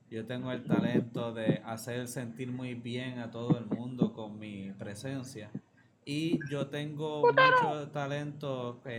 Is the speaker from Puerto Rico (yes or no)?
yes; Carolina, Puerto Rico; Yo soy de Carolina.